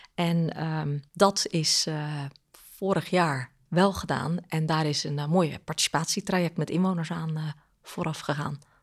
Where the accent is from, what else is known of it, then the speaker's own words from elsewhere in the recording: Goeree-Overflakkee, South Holland, Netherlands; Ik ben daar geboren en, en opgegroeid. Echt eilander.